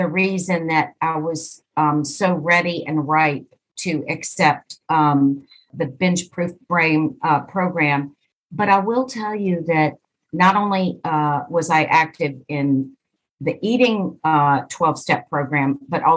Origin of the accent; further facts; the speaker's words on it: East Coast of the U.S., United States; I am from the East Coast of the U.S.